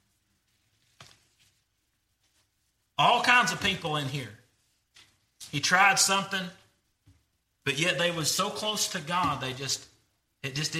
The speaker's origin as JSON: {"language": "English", "town": "Greenback", "region": "Tennessee", "country": "United States", "said": "I'm from Greenback"}